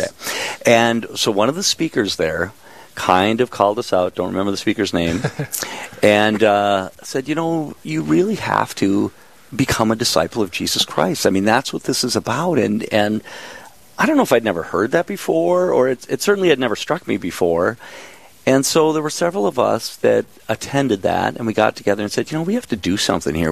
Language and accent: English; Minnesota, United States; moved away as an adult; also born or lived in San Diego, California; I was from Minnesota